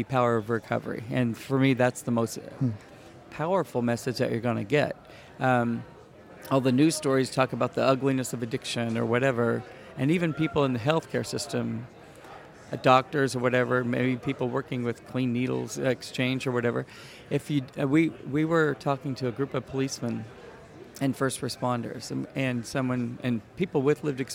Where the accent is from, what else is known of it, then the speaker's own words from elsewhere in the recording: United States; moved away as an adult; now in Canada; I'm originally from the States.